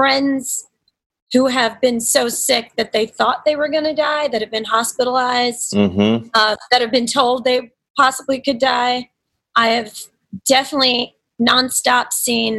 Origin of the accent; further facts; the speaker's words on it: Nashville, Tennessee, United States; moved away; my hometown, Nashville.